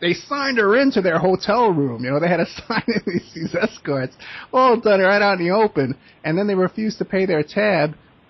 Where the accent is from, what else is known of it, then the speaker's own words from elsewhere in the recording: New York City, New York, United States; I'm from New York City, and that's where we have